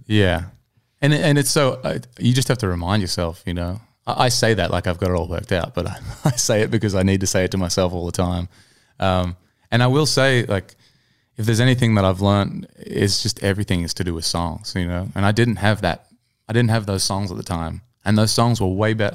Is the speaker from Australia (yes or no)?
yes; Newcastle, New South Wales, Australia; moved away as an adult; now in Nashville, United States; I was in my hometown of Newcastle